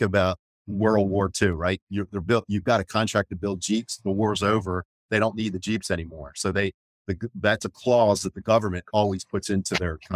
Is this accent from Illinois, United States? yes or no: no; Maryland, United States; I am from Maryland. I'm from about an hour from where we presently are located